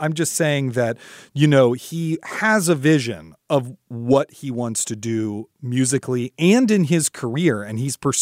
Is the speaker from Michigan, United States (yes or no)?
no; Washington, District of Columbia, United States; My hometown